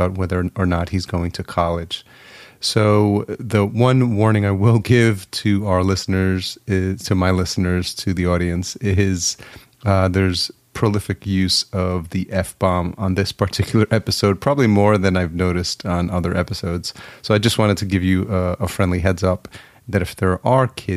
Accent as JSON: {"language": "English", "region": "New York", "country": "United States", "moved": "as an adult", "lives_now": "Los Angeles, United States", "said": "I'm from New York, and I just moved to LA like 4 months"}